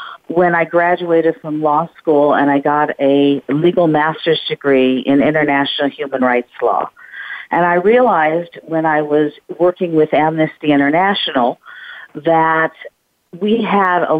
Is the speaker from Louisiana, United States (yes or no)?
no; Colorado, United States; moved away as an adult; also born or lived in Washington, D.C.; now in Philadelphia, United States; I'm from Colorado originally